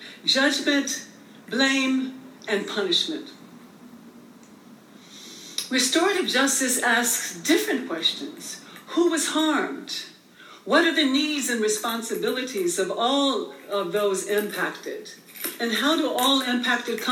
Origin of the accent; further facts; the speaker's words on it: Birmingham, Alabama, United States; moved away; also born or lived in Oakland; I grew up in the South in Bombingham, Alabama